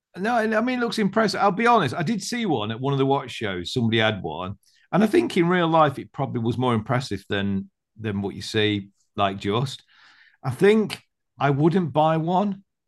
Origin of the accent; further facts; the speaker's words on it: United Kingdom; I'm British